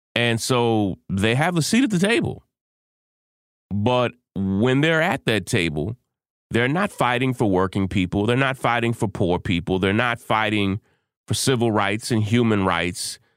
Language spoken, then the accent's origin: English; Kentucky, United States; the state of Kentucky, my home state.